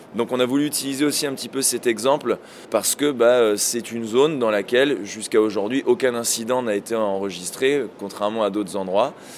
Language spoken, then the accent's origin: French; France; chez nous en France